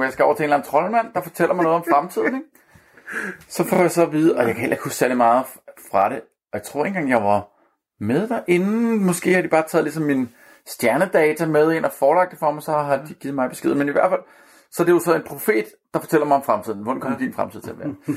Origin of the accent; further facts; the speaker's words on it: Copenhagen, Capital Region of Denmark, Denmark; jeg er født og opvokset på Amager